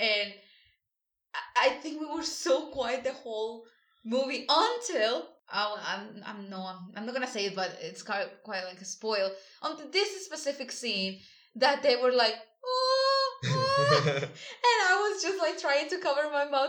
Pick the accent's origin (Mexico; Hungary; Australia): Mexico; Sonora; I'm from Mexico. from the state of Sonora.